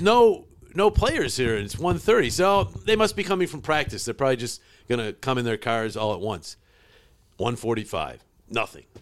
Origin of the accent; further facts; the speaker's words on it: Utica, New York, United States; also born or lived in Cortland, New York / Syracuse, New York; I was born in Cortland, but my family moved to Utica when I was like six months. So I basically was born and raised in, in Utica